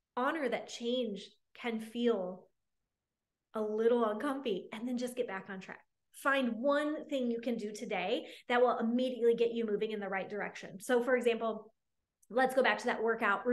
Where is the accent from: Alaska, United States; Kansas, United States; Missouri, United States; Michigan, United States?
Michigan, United States; now in Dallas, United States; I live here in Dallas, and my family, I grew up in Michigan.